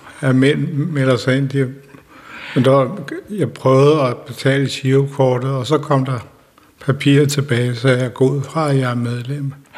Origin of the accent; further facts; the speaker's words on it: Denmark; de huse, som jeg købte også mit barndomshjem, der ligger den vej 300 meter